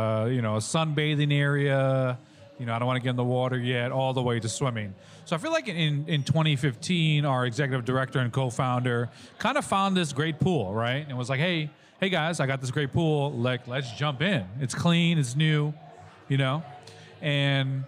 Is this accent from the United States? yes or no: yes; New York City, New York, United States; moved away as an adult; now in Charlotte, United States; from New York City, and I moved here about 7-8 years ago